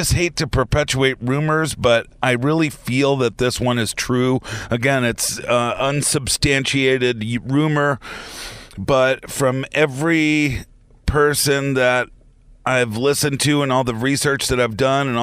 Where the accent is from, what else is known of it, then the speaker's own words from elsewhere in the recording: outside of the Boston area, Massachusetts, United States; now in northern Michigan, United States; growing up outside of the Boston area